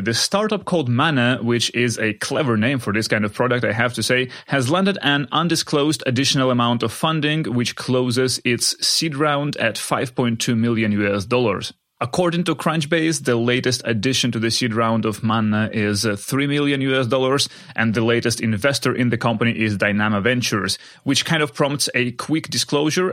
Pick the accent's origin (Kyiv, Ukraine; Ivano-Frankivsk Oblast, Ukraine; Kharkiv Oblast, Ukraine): Kharkiv Oblast, Ukraine; Kharkiv; moved away; spending time in my hometown of Kharkiv in Ukraine